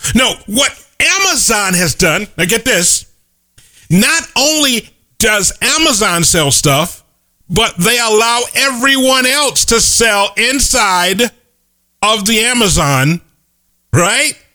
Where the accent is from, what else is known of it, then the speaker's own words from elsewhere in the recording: Chicago, Illinois, United States; The little corner grocery store where I grew up in Chicago is now a dry cleaner's